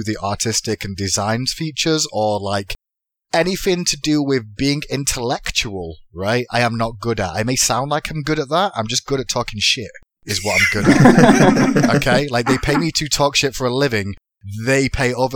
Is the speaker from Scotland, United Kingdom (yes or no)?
no; Manchester, North West England, United Kingdom; moved away as an adult; now in United States; I'm from England, Manchester originally. That's why I've got an accent.